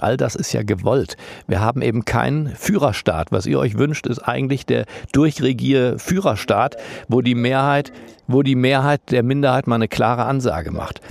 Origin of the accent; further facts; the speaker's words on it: Germany; wir Deutschen